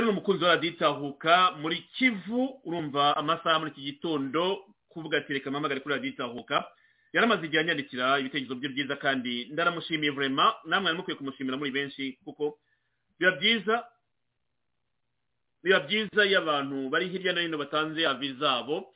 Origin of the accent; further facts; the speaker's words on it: Rwanda; now in United States; nanjye ndi umunyarwanda by the way iyo bavuze u rwanda nanjye nubwo ndi muri amerika mamaze imyaka makumyabiri n'ibiri n'itatu